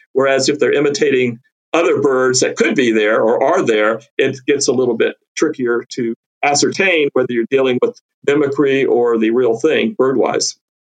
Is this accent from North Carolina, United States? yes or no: yes; North Carolina, United States; moved away as an adult; also born or lived in Texas / Louisiana; I grew up herping in North Carolina